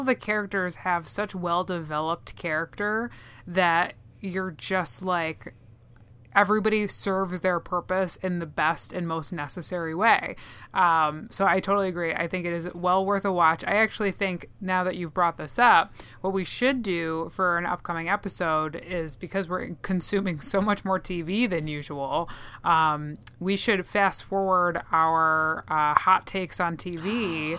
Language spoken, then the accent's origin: English; Minnesota, United States; accent: Minnesotan; my Minnesotan accent